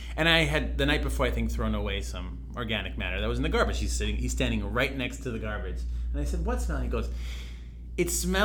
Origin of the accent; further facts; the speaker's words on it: Colombia; we're from Colombia